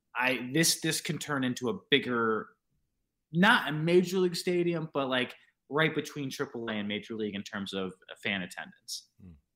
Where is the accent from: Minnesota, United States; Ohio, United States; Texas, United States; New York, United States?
New York, United States; born or raised there